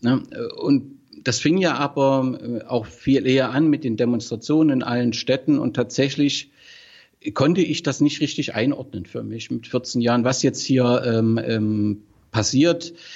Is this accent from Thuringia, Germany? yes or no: yes; Gera, Thuringia, Germany; moved away; Also ich bin zwar nicht in Gera geboren, aber habe dort ähm, meine Kindheit, meine Jugend äh, verbracht